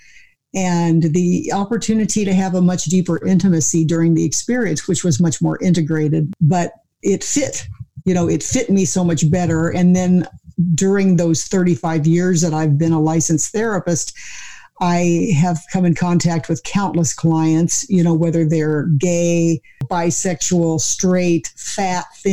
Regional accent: Missouri, United States; I grew up in the Bible Belt, you know, in Missouri

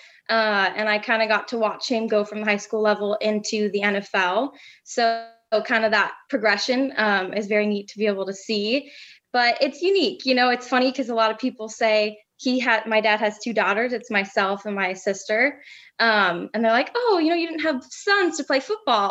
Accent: Green Bay, Wisconsin, United States; also born or lived in Northern California; we moved from Northern California to Green Bay, Wisconsin when I was 7 years old

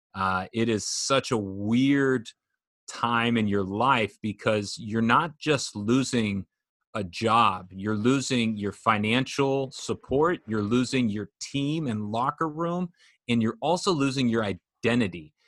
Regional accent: Orange County, California, United States; I grew up in Orange County

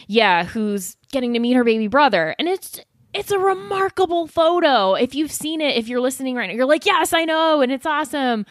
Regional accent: South Florida, United States; moved away as an adult; now in Atlanta, United States; I grew up in South Florida

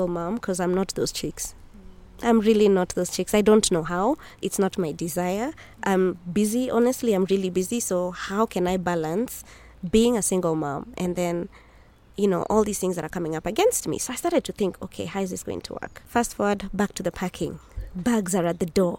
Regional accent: Nairobi, Kenya; I come from Nairobi, Kenya

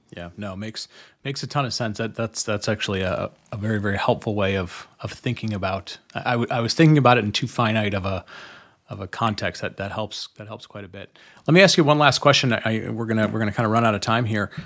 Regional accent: Detroit, Michigan, United States; I grew up, I grew up around Detroit

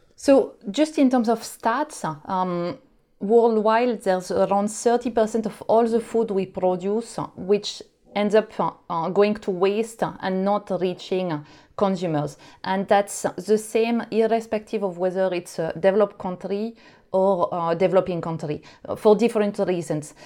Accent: France; English is a second language; now in United Kingdom; you would probably hear that I'm not originally from the UK. So I uh, I grew up in France

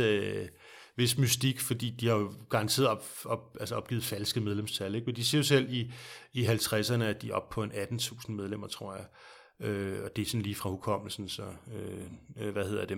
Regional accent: Denmark; som danskere. Vi bor i et meget, meget lille land

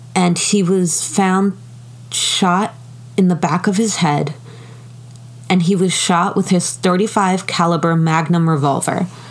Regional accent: United States; I'm American.

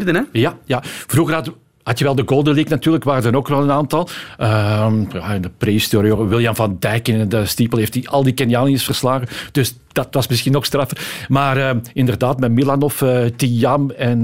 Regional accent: Antwerp, Flanders, Belgium; Ik ben van Antwerpen

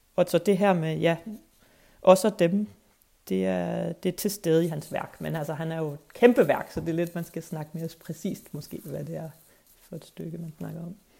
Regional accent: Skive, Central Denmark Region, Denmark; moved away as an adult; also born or lived in Copenhagen; jeg kommer fra Jylland. Jeg er vokset op i Skive

